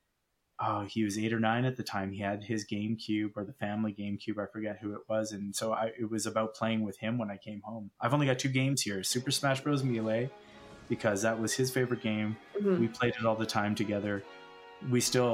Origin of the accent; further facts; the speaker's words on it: Calgary, Alberta, Canada; We are from Stampede City